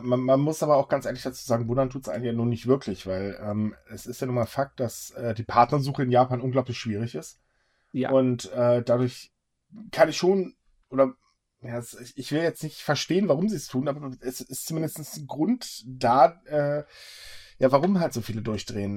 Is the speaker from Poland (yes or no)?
no; Germany; bei uns in Deutschland